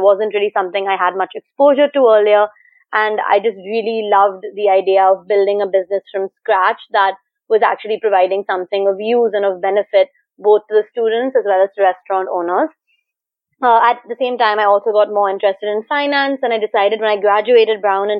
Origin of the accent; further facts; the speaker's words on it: Manila, Philippines; also born or lived in India / Singapore; So going way back, I grew up partly in India, Singapore, and the Philippines, and I actually graduated high school from Manila